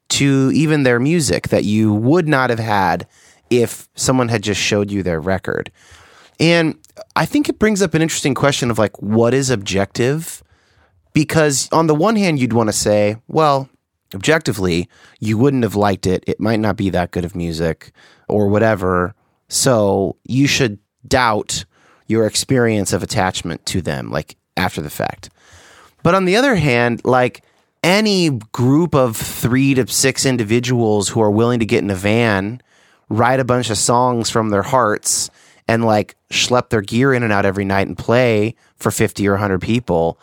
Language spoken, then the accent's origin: English; California, United States; now in Seattle, United States; I'm from California.